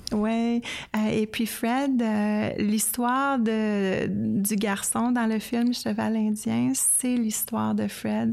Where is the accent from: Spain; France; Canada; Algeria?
Canada; en tant que Canadienne